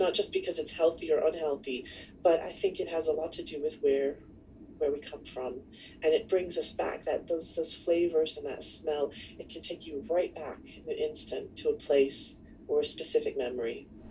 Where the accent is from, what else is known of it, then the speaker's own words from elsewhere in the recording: Kentucky, United States; I was going to school in Kentucky back in, you know, the 70s and 80s, there weren't a lot of other people like me around